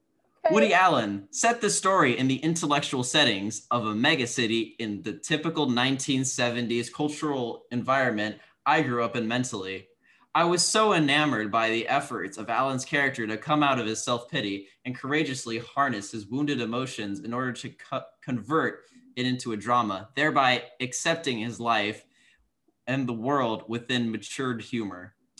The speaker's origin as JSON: {"language": "English", "country": "India", "said": "I am making fun of Indian people, okay. And I'm Indian."}